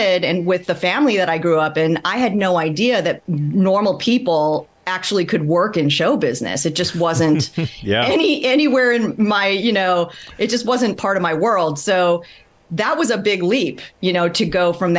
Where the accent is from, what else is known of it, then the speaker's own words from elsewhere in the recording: Midwest, United States; I grew up in the Midwest. I was the daughter of Taiwanese immigrants